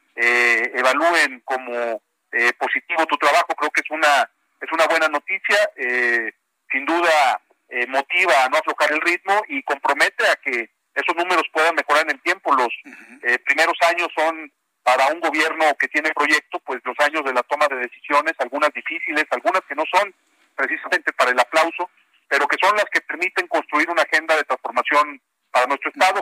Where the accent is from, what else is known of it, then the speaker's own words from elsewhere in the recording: Jalisco, Mexico; Yo soy caliciense, pero también soy orgullosamente mexicano.